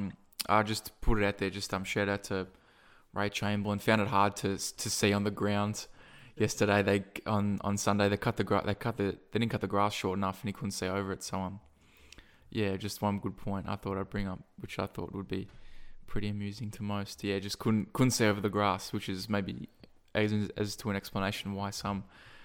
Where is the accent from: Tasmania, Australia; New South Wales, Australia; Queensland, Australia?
New South Wales, Australia; Sydney; And then I was from Sydney as well.